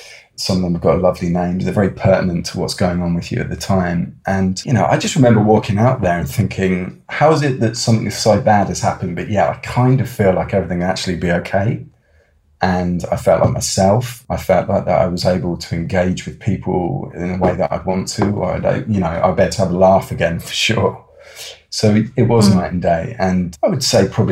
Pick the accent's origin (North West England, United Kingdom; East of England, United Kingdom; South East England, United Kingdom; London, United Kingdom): South East England, United Kingdom; Oxford; I grew up near Oxford, which was a lovely place to grow up